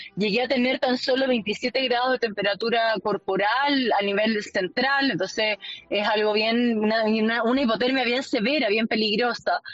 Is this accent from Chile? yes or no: yes; Chile; como chilena poder representar a mi país